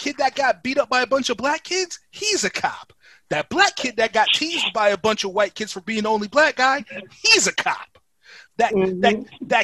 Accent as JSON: {"language": "English", "town": "Stratford", "country": "United States", "tie": "born or raised there", "said": "growing up where we grew up in Stratford"}